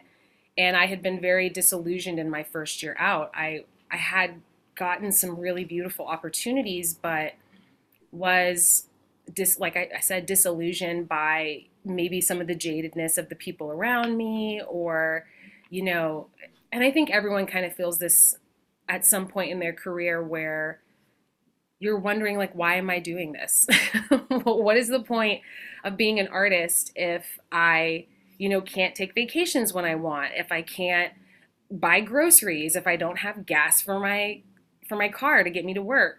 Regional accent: Spring, Texas, United States; now in New York, United States; I grew up in a small community called Spring outside of Houston, Texas

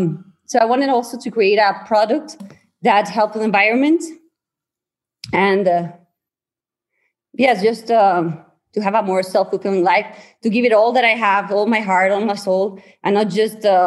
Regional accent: San Luis Potosí, Mexico; I'm from San Luis Potosí, Mexico.

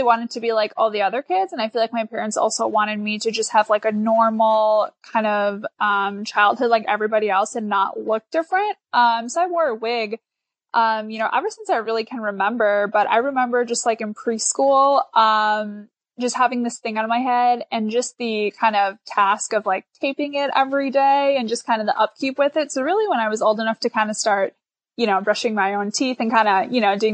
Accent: Milwaukee, Wisconsin, United States; I grew up right outside of Milwaukee, Wisconsin

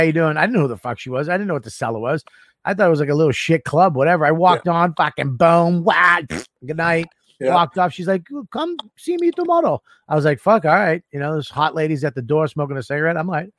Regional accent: Boston, Massachusetts, United States; I came from Boston, so I had to follow Sweeney and Gavin and Patrice and Burr and Dane.

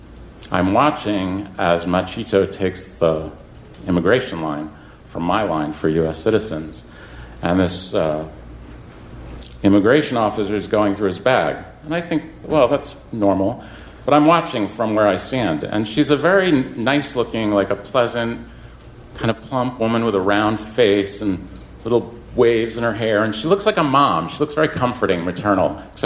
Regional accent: New York, United States; I'm from New York

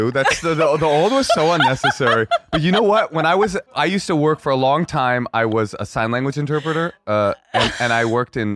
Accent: California, United States; first of all, I'm from California and we eat hummus.

